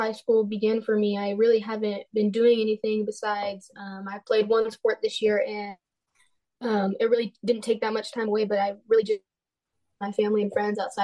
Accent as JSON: {"language": "English", "town": "Patterson", "region": "California", "country": "United States", "said": "I am from Patterson, California"}